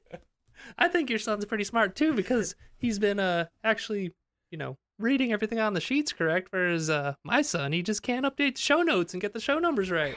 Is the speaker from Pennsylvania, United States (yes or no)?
yes; Pennsylvania, United States; Also from Pennsylvania.